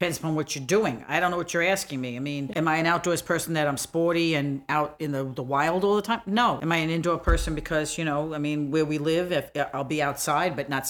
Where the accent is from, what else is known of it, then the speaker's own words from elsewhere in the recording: New York City, New York, United States; but I grew up in Brooklyn.